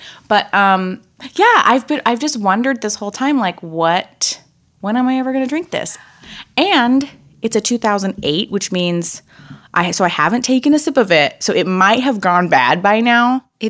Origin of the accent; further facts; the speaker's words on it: Napa, California, United States; I am from Napa